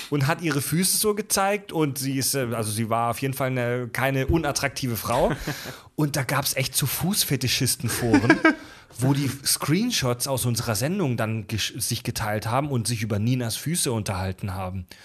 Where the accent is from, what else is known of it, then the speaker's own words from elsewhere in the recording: Kieselbronn, Baden-Württemberg, Germany; Ähm, aufgewachsen in Kieselbronn, in der Nähe von Pforzheim, in der Nähe von Stuttgart.